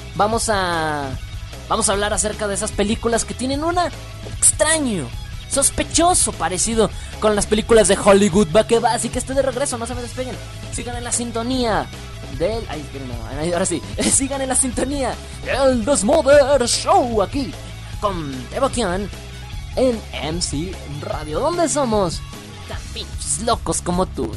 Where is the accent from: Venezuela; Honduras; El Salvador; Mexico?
Mexico; De México. Soy de México.